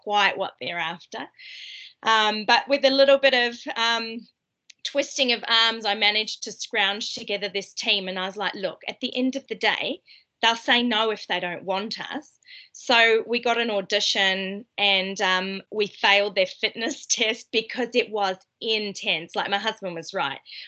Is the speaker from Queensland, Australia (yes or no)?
no; Tenterfield, New South Wales, Australia; moved away as an adult; now in New Zealand; So I grew up in Australia. I try to hide my accent so you can't tell, but people can still tell.